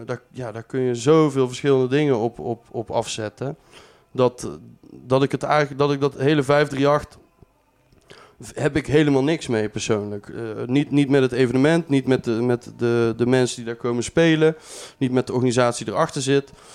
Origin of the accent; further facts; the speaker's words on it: Breda, North Brabant, Netherlands; also born or lived in Tilburg; ik ben geboren en getogen in Breda